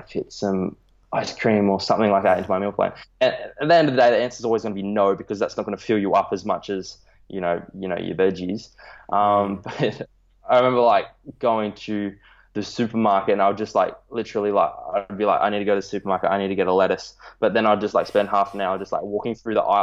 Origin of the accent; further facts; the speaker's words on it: Australia; I'm from Australia.